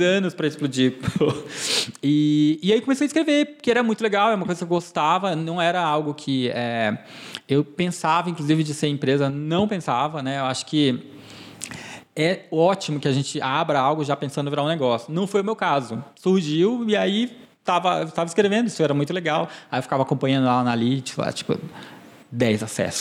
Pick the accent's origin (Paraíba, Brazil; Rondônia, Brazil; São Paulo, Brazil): Rondônia, Brazil; Porto Velho; also born or lived in Tuntum, Maranhão, Brazil; cresci lá em Rondônia, então minha memória, enfim, toda a minha parte, memória afetiva é toda de lá